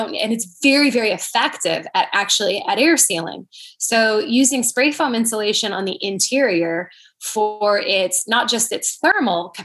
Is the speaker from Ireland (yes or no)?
no; Canada; moved away; I'm from Canada growing up.